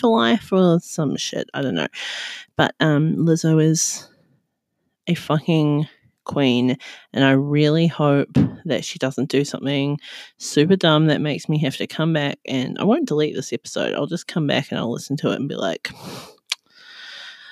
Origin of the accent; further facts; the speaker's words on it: New Zealand; now in Australia; I currently live in Australia and I'm from New Zealand